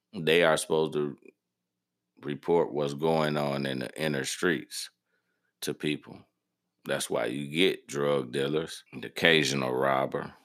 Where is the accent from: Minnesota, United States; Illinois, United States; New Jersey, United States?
Illinois, United States; Harvey; I'm from Harvey, Illinois. That's in the south suburbs of the city of Chicago, Illinois